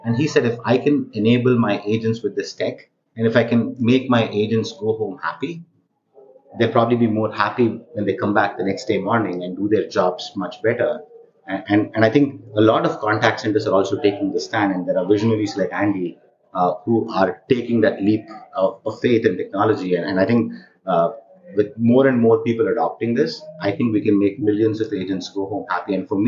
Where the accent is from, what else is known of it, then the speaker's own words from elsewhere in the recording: India; accent: Indian; moved away as an adult; now in United States; Yeah, again, born and raised in India, engineer by background.